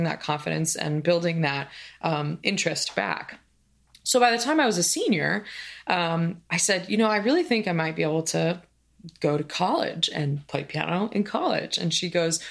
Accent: Oregon, United States; moved away as an adult; also born or lived in Indiana / Kansas City, Missouri; I grew up in Oregon

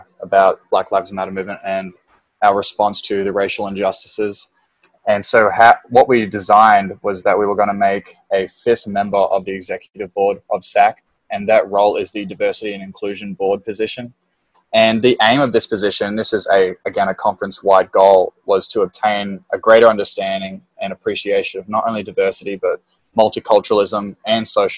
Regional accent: Australia; moved away as an adult; now in United States; I'm from Australia, and Australia is a very multicultural country. Coming here to the United States it's been an incredible 4 years

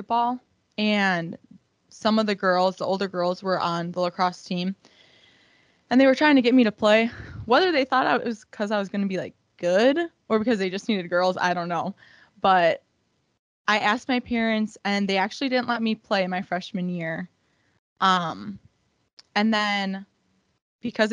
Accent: Waukesha, Wisconsin, United States; I am from Waukesha. I went to Waukesha West

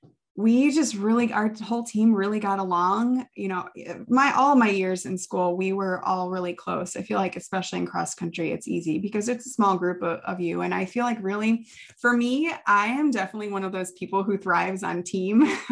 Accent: Midwest, United States; Like how, I mean, we're both from the Midwest.

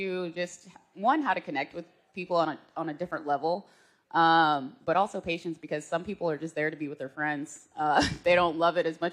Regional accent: Norman, Oklahoma, United States; moved away; also born or lived in Okmulgee, Oklahoma; I grew up in Norman for most of my life

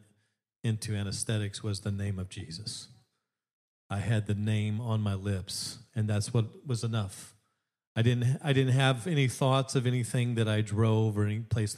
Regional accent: Alaska, United States; When I was growing up in Alaska

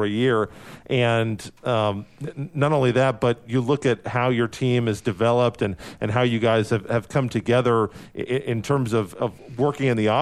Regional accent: Topeka, Kansas, United States; born or raised there

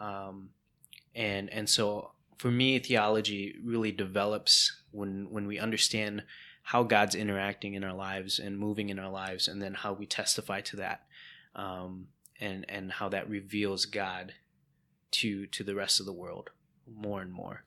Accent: United States; first language English; being Hmong American, um, being a second gen immigrant, um, where English became your first language

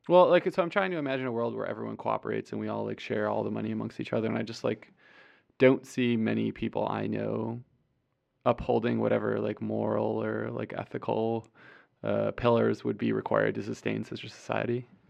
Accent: Clarence, New York, United States; my hometown of Clarence, New York

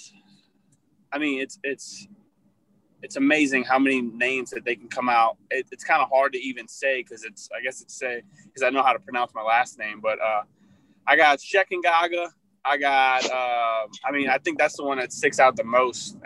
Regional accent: Chalmette / West Bank, New Orleans area, Louisiana, United States; growing up in Chalmette, it was really a small town. So once we got to the West Bank

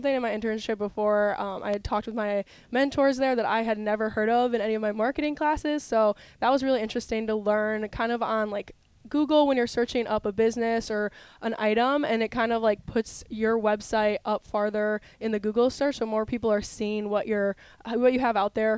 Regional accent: Wisconsin, United States; moved away as an adult; now in Mount Pleasant, United States; I'm from Wisconsin

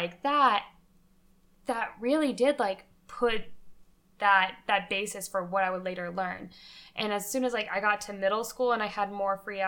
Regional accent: United States; as white American millennials

